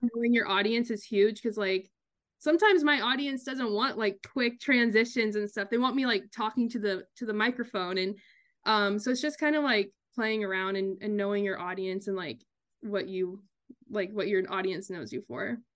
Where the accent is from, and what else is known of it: Kansas, United States; born or raised there; moved away as an adult; also born or lived in Long Island, New York; now in New York, United States